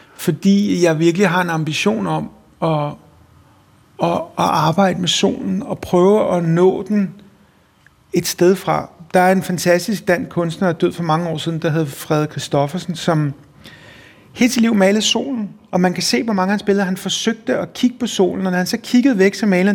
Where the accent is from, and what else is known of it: Copenhagen, Capital Region of Denmark, Denmark; born or raised there